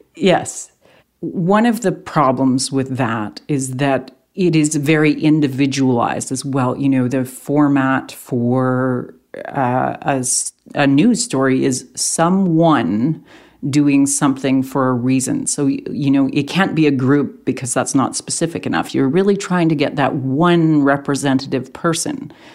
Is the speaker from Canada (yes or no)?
yes; Canada; Canadian journalists